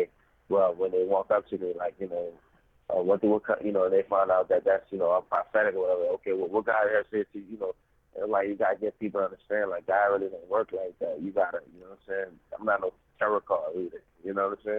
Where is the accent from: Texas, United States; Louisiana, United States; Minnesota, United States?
Louisiana, United States; New Orleans; I'm from New Orleans, Louisiana